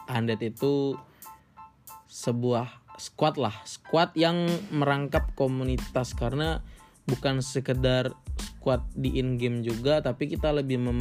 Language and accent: Indonesian; Palembang, South Sumatra, Indonesia; born there; also born or lived in Bekasi; now in Semarang, Indonesia; jadi kenalin … lahir di Palembang tinggal di Bekasi dan sekarang lagi menetap di Semarang